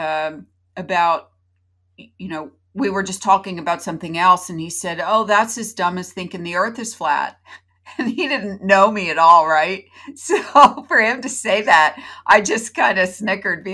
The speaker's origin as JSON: {"language": "English", "region": "Florida", "country": "United States", "tie": "born or raised there", "said": "born in Florida, like I was, to my parents"}